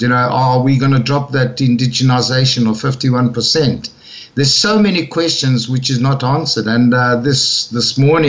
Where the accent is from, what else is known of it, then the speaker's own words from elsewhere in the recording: Madeira, Portugal; born there; also born or lived in Zimbabwe; And because I was born in Madeira, I'm a Portuguese citizen, so I came to Portugal